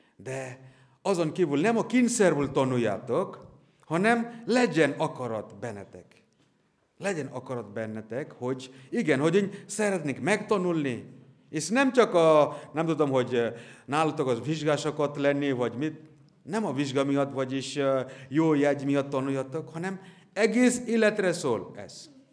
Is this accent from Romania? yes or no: no; near Kolkata, West Bengal, India; Hungarian is a second language; now in Hungary; szintén Indiából származom